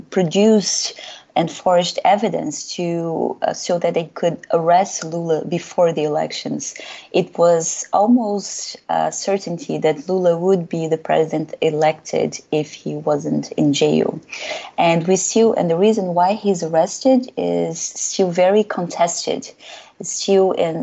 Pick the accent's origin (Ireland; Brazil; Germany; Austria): Brazil; moved away as an adult; now in United States; I'm Brazilian. I'm from Brazil